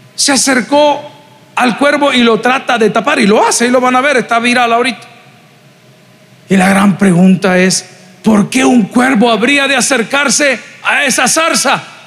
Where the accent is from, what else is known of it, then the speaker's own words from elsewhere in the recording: El Salvador; somos salvadoreños